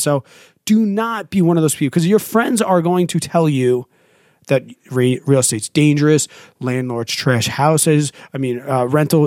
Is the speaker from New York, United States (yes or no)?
yes; New York, United States; As a New Yorker